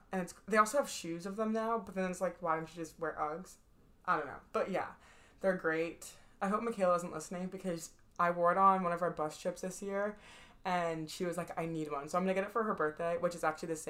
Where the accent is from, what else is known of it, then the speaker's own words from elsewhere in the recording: Boston, Massachusetts, United States; I didn't like them, even though like I'm from Boston. Like, I'm not from. I was born in Boston. We do have a house up there. My family's up there.